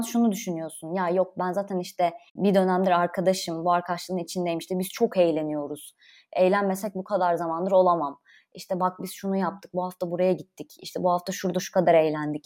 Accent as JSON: {"language": "Turkish", "region": "Konya", "country": "Turkey"}